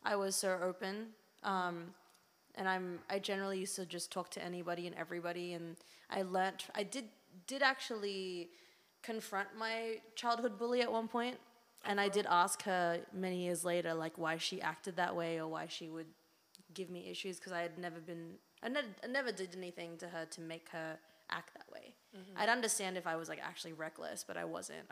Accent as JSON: {"language": "English", "town": "Sydney", "region": "New South Wales", "country": "Australia", "tie": "born or raised there", "also_born_or_lived": "Philippines", "moved": "as an adult", "lives_now": "New York, United States", "said": "I was born in the Philippines, and then I moved to Sydney, Australia, when I was like a year and a half old, with my family. And, I mean, I was there for 18 years until I moved to New York."}